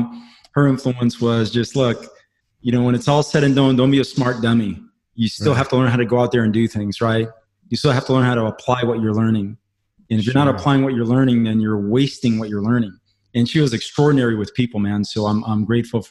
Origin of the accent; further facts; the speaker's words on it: Pohnpei, Micronesia; moved away; I grew up on the South Pacific where the median income, man, was $2,000 a year.